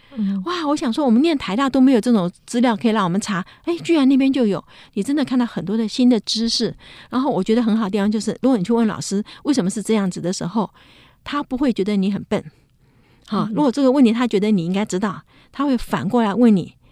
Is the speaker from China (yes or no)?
no; Taiwan; moved away as an adult; also born or lived in United States; 那我们那时候不在台湾